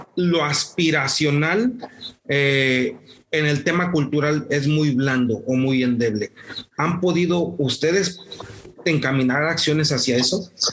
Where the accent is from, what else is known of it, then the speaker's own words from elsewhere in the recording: Morelos, Mexico; now in Monterrey, Mexico; yo soy de Morelos, vivo en Monterrey, pero soy de Morelos